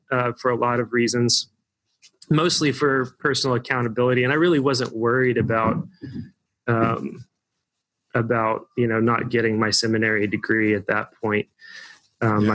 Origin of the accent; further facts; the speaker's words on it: Evansville, Indiana, United States; also born or lived in Bloomington, Indiana; I grew up in Evansville, Indiana